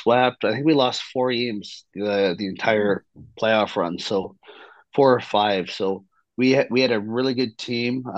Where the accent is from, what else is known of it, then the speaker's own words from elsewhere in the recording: Kamloops, British Columbia, Canada; as a Canadian and as like a Canadian kid growing up